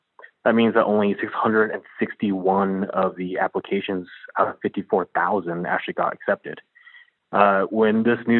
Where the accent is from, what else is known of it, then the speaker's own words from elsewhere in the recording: Denver, Colorado, United States; I'm born and raised in Denver, Colorado.